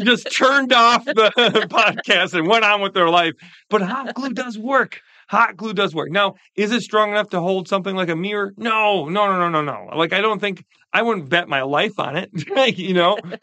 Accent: Wisconsin, United States; I'm from Wisconsin.

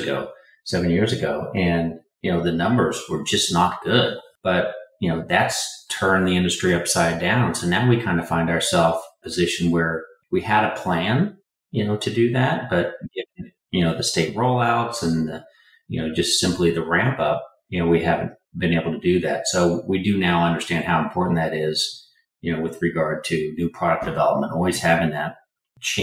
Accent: Indiana, United States; I was born in the Midwest in Indiana

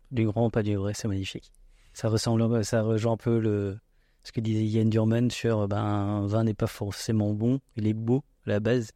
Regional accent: Alsace, Grand Est, France; je suis alsacien fier de l'être et je le revendique et de plus en plus. En plus je parle d'alsacien

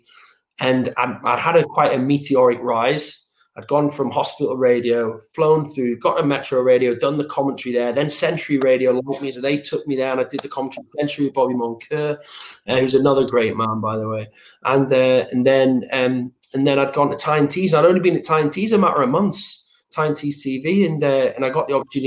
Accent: Northeast, North East England, United Kingdom; I'm a Geordie and I'm from the Northeast

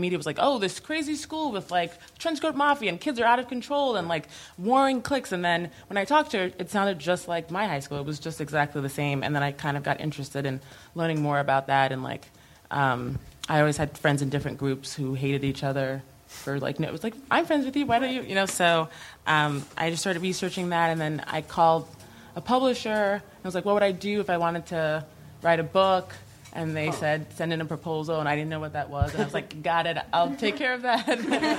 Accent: Bay Shore, New York, United States; Bayshore, Long Island.

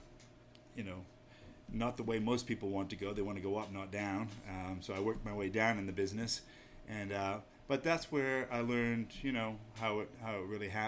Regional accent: Maine, United States; now in New Hampshire, United States; there's a little bit of Yankee in me already, because I grew up in Maine

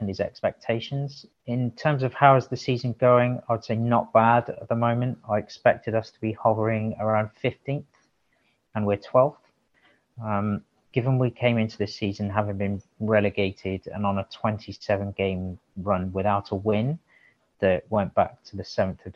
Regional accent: South Wales, United Kingdom; moved away; I grew up in South Wales

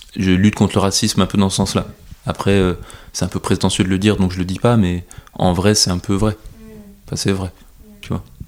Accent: France; je suis je suis français

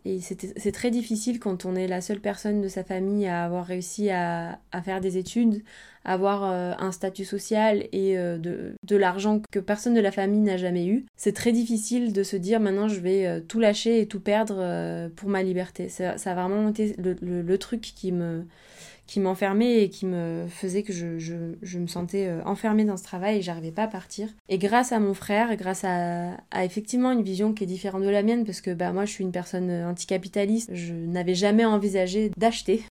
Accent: near Aix-en-Provence, Provence-Alpes-Côte d'Azur, France; moved away as an adult; also born or lived in Barcelona / Brussels; now in Marseille, France; je viens de d'à côté d'Aix-en-Provence

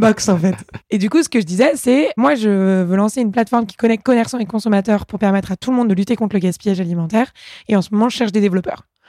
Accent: Paris, Île-de-France, France; also born or lived in England; je suis née à Paris, j'ai grandi ici euh, papa médecin, maman avocat euh, dans le quatrième arrondissement.

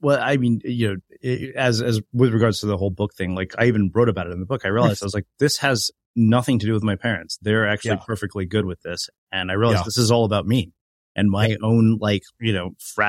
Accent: India; As an Indian person, I find this really ridiculous.

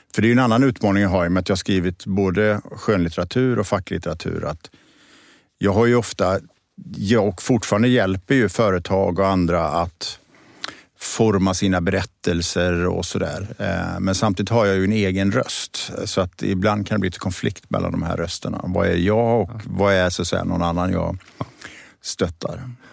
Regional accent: Borås, Västra Götaland, Sweden; moved away as an adult; also born or lived in Gothenburg; now in Stockholm, Sweden; jag är född och uppvuxen i Borås, i Teko-Sverige

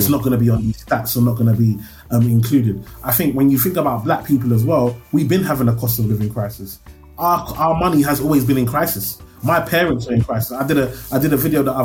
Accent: London, United Kingdom; when I come from Tower Hamlets, so we white, black, Asian, we're all poor. I always tell people, Tower Hamlets is a weird place

